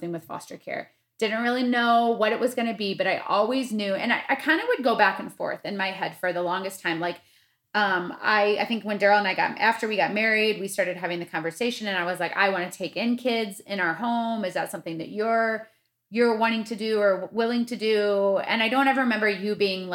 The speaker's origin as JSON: {"language": "English", "region": "Midwest", "country": "United States", "tie": "born or raised there", "said": "me being the white girl that I was growing up in the Midwest, in my nice little suburban town"}